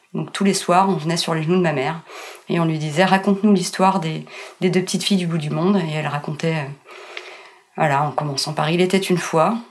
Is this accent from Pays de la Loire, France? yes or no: no; Meudon, Île-de-France, France; also born or lived in Colombo, Sri Lanka; j'ai grandi euh, à Meudon